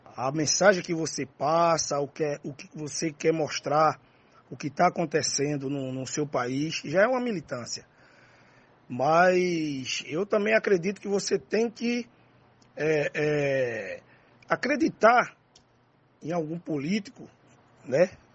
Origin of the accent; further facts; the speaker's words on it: Recife, Pernambuco, Brazil; also born or lived in Nazaré da Mata, Pernambuco; eu fui criado em dois ambientes, né? O urbano e o interiorano, né? O urbano no Alto José do Pinho e o interiorano e a cidade de Nazaré da Mata.